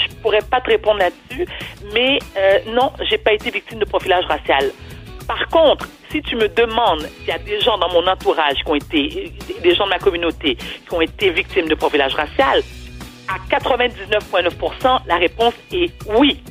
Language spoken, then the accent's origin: French; Montreal, Quebec, Canada; je suis née et j'ai été élevée à Outremont